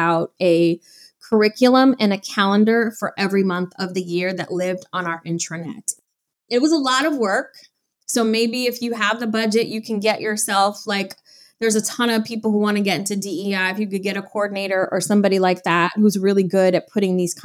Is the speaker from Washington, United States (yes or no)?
no; Detroit, Michigan, United States; growing up in Detroit, Michigan